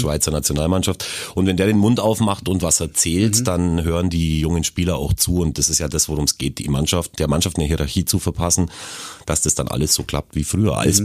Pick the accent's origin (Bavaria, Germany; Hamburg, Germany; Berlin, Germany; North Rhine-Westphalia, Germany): Bavaria, Germany; Augsburg; bei uns in Augsburg